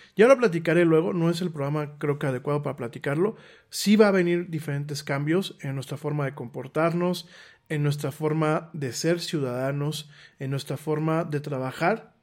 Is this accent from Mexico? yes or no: yes; Mexico; en mi país